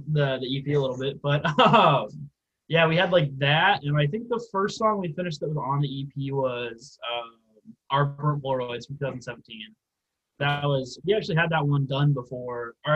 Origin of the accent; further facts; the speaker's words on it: Missouri, United States; just outside of Kansas City, Missouri